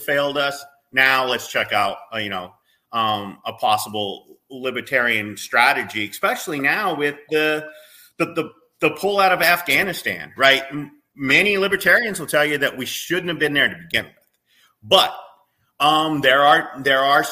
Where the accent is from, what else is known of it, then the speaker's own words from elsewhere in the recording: United States; we as American people